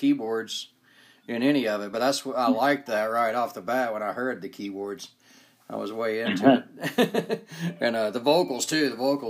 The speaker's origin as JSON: {"language": "English", "region": "Georgia", "country": "United States", "also_born_or_lived": "northern Utah", "moved": "yes", "lives_now": "Utah, United States", "said": "I'm from Georgia."}